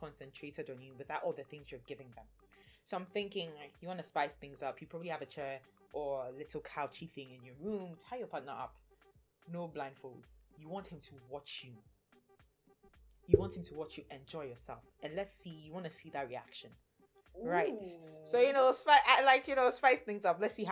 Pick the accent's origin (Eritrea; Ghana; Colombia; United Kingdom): Ghana; being a Ghanaian woman